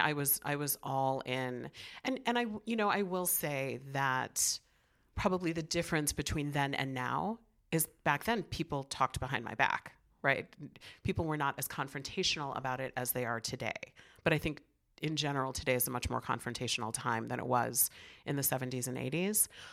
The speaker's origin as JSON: {"language": "English", "town": "Chicago", "region": "Illinois", "country": "United States", "tie": "born or raised there", "also_born_or_lived": "New York", "said": "I grew up in the city of Chicago in the seventies"}